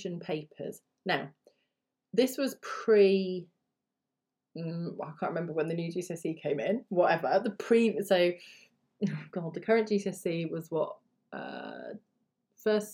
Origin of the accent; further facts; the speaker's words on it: United Kingdom; first language English; as a British person